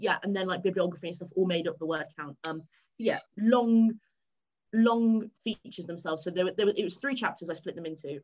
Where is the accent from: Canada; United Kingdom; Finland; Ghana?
United Kingdom; England; moved away as an adult; also born or lived in Cardiff, Wales; I'm not from Wales. I am sadly English